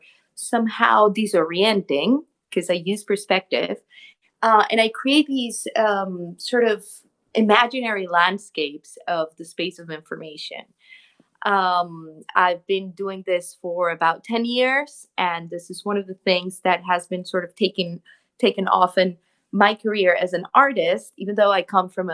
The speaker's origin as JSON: {"language": "English", "region": "Bogotá", "country": "Colombia", "moved": "as an adult", "lives_now": "New York, United States", "said": "I'm originally from Colombia, from Bogota, but I live in New York. I've been here 10 years"}